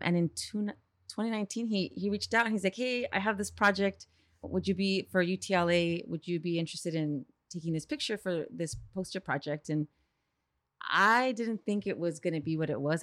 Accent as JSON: {"language": "English", "town": "East Los Angeles", "region": "California", "country": "United States", "said": "I'm from East L"}